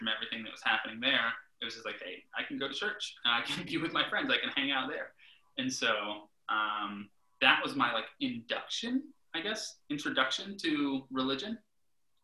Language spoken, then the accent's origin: English; Okeechobee, Florida, United States; also born or lived in Fort Pierce, Florida; I grew up in a little town. Grew up in Okeechobee, Florida, but I was born in Fort Pierce, Florida.